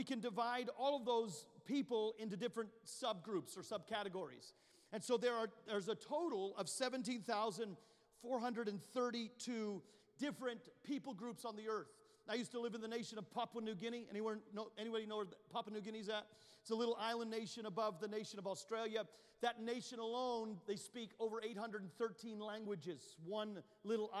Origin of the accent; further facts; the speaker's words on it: Canada; now in United States; You go to the nation where I'm from. I'm Canadian at birth. I became a U.S. citizen, thank God, in 2019